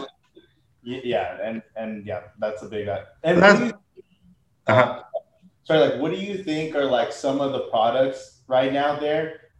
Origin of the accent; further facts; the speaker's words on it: Bay Area, California, United States; now in Sacramento, United States; I'm a transplant. I'm from the Bay Area.